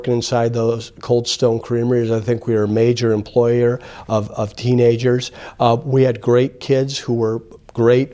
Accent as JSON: {"language": "English", "town": "Toledo", "region": "Ohio", "country": "United States", "tie": "born or raised there", "moved": "as an adult", "lives_now": "Arizona, United States", "said": "I grew up in Toledo, Ohio."}